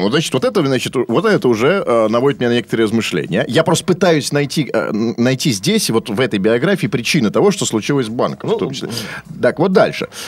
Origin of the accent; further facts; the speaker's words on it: Saint Petersburg, Russia; born there; Нет, смотрите, ну, я родился, кстати